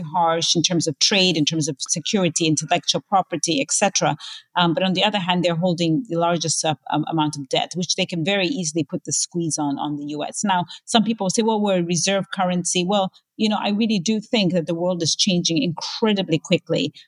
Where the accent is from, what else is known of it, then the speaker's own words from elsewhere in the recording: Zambia; my home country of Zambia